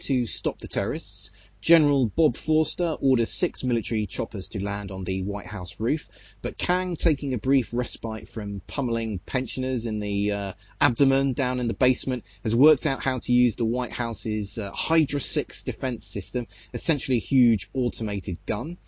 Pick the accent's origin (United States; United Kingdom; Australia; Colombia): United Kingdom; I speak as a Brit